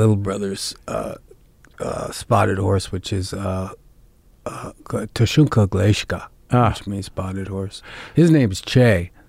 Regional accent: Montana, United States; also born or lived in Yellowstone / Cuyahoga Valley; Montana was basically my first memories. I grew up in Glacier National Park, which is 20 miles off the res.

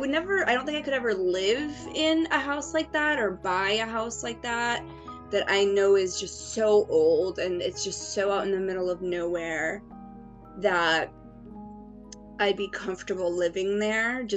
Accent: Cape Cod, Massachusetts, United States; I'm from Cape Cod, Massachusetts.

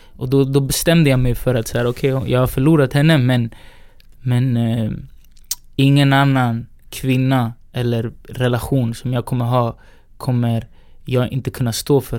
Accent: Sweden; also born or lived in Valparaíso, Chile; vi är uppväxta i Sverige

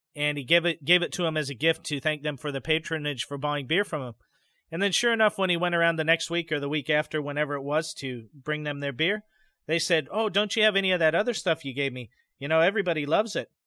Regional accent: United States; growing up in the U S

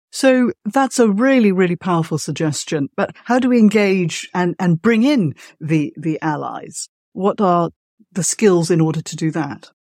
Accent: Malaysia; moved away; I'm from Malaysia originally

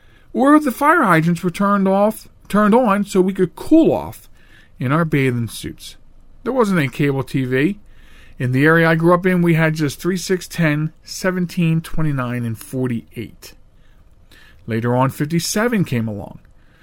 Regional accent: Chester, Pennsylvania, United States; When I was a child, I grew up in Chester. Yeah, that's Chester, Pennsylvania.

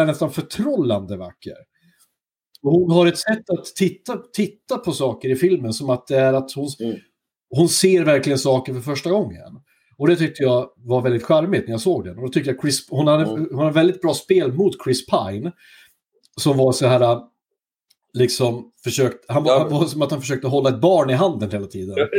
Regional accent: southern Norrland, Sweden; Norrland eller södra Norrland där jag kommer ifrån

